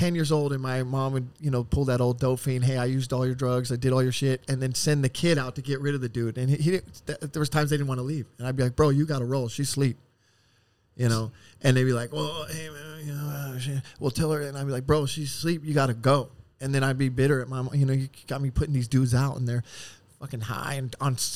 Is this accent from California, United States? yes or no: yes; Oceanside, California, United States; also born or lived in Chicago, Illinois / Las Vegas, Nevada; I was raised in Oceanside and now I live in El Cajon, married, kids